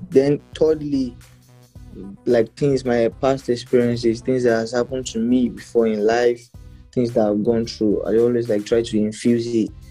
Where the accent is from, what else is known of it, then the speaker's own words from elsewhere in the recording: Ilorin, Kwara, Nigeria; now in Lagos, Nigeria; But I came from Ilorin like to Lagos with the mindset that oh, I'm coming here to blow.